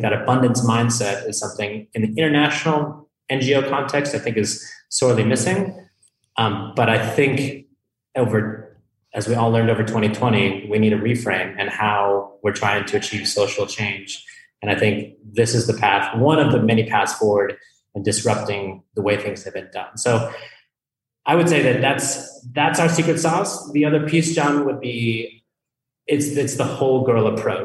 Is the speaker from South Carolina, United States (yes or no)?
no; Colorado, United States; moved away; I'm from Colorado